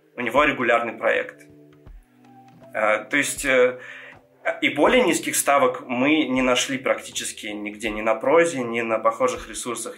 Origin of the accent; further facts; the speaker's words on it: Georgia; first language Georgian; Russian is a second language; я грузин